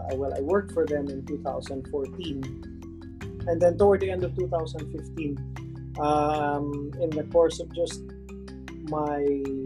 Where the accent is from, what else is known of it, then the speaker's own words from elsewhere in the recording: Philippines; moved away as an adult; also born or lived in United States / Hong Kong; I mean, I was born and raised in the Philippines. I did my master's degree in the States. I worked in the States before coming home.